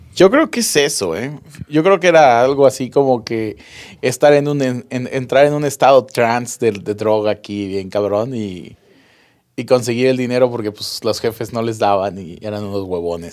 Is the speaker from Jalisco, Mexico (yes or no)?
no; Monterrey, Nuevo León, Mexico; aquí en Monterrey, para la gente que nos está empezando a escuchar, somos de Monterrey, Nuevo León